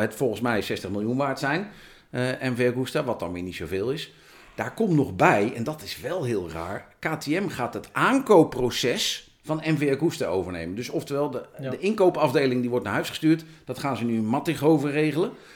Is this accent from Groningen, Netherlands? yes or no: no; Amersfoort, Utrecht, Netherlands; Dan ben ik een boer uit Amersfoort